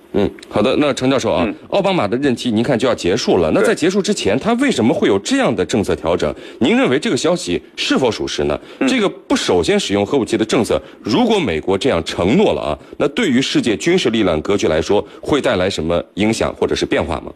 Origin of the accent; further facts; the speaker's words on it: China; 我们中国人